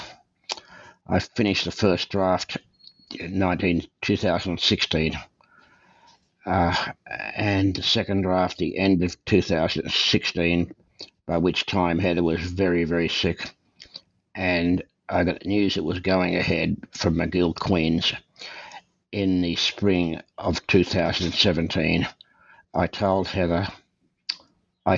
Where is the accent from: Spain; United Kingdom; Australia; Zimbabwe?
Australia; moved away as an adult; now in Calgary, Canada; I was born and raised in Australia. I came to Canada in 1963